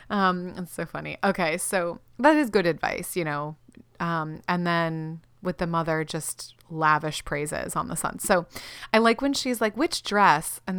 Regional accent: Florida, United States; we're from Florida.

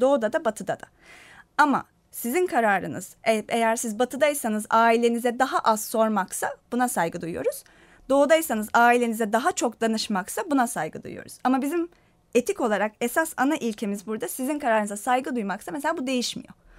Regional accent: Turkey; ben Türk'üm

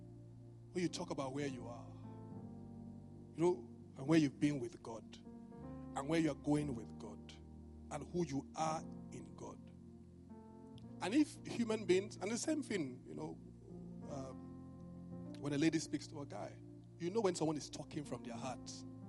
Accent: Benin; apart from the fact that I was from Benin, we didn't do flowers where I came from.

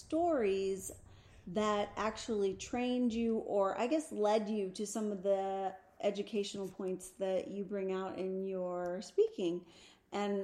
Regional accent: Springfield, Oregon, United States; also born or lived in San Jose, California; I was born in San Jose, California, raised in Springfield, Oregon

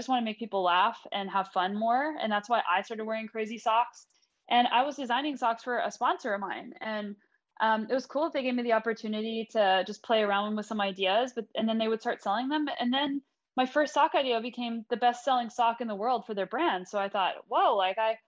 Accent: United States; now in Canada; I'm originally American, but I'm also now Canadian dual citizen

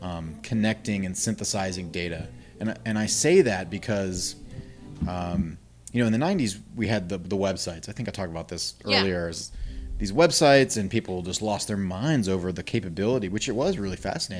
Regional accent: the South, United States; I feel like living in the South sometimes. I grew up in the South.

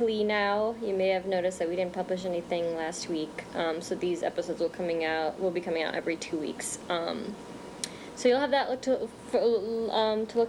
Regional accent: North Bergen, New Jersey, United States; also born or lived in Bronx, New York; I remember when we first moved to Jersey from New York, the first thing I remember, it was the first time I actually felt my brownness. Because when I grew up in the Bronx, I was there until I was about 10.

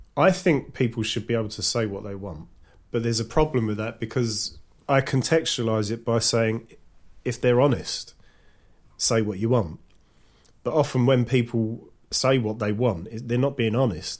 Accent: London, United Kingdom; I was brought up in East London with mostly white working class kids

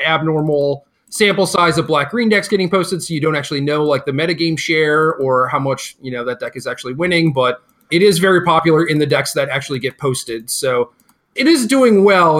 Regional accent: Minnesota, United States; Where are you from? I say, Minnesota

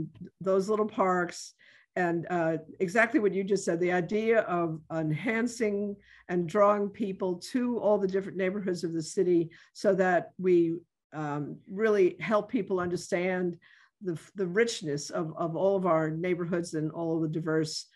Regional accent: New York City, New York, United States; now in New Orleans, United States; I'm originally from the Bronx, and I identify with the north South Bronx area that I came from.

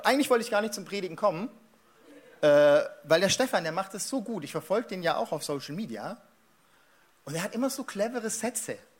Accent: Stuttgart, Baden-Württemberg, Germany; also born or lived in Mannheim; ich bin Schwabe. Ja, ich bin in Stuttgart geboren

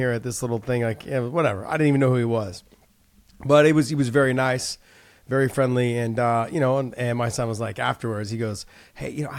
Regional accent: Bay Area, California, United States; I grew up in the Bay Area

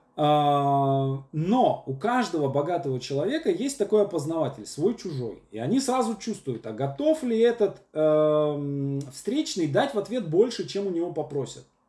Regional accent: Syamzha, Vologda Oblast, Russia; moved away as an adult; also born or lived in Moscow; я парень из Сямжи с образованием Вологодский государственный педагогический университет

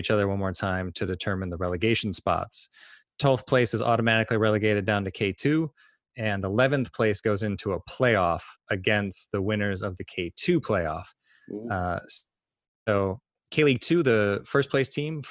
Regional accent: United States; accent: American; as listeners will notice from this accent, I am also an American

